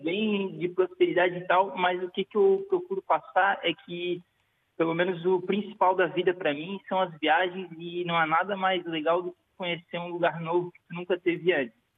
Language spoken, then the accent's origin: Portuguese; Florianópolis, Santa Catarina, Brazil; accent: Brazilian; moved away as an adult; also born or lived in Italian ancestry; now in Portugal; sou brasileiro, vim de Santa Catarina, lá do sul do Brasil com a minha esposa